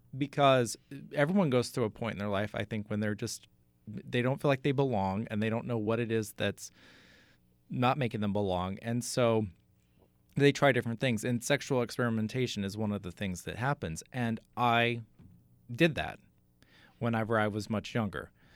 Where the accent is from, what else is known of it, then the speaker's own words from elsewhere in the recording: Katy, Texas, United States; moved away as an adult; also born or lived in Amarillo, Texas; now in New Jersey, United States; Houston. Outside of Houston, a suburb called Katy